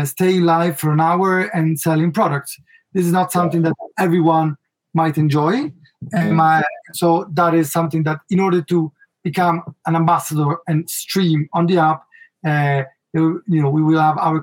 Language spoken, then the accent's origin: English; Milan, Lombardy, Italy; accent: Italian; English is a second language; I was raised in Milano